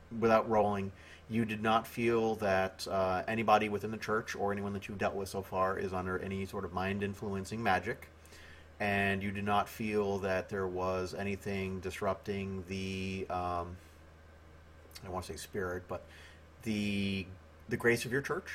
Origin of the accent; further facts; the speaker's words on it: United States; I'm American